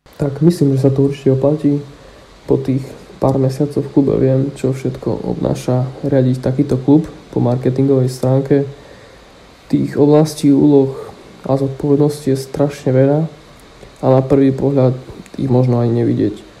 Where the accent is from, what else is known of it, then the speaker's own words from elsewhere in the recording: Košice, Košice Region, Slovakia; moved away; v mojom rodnom meste z HC Košice